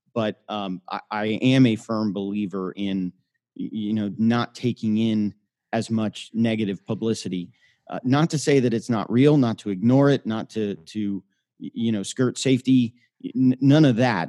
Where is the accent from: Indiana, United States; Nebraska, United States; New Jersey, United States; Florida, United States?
Florida, United States; Miami; also born or lived in Tampa, Florida / Birmingham, Alabama; I grew up in Miami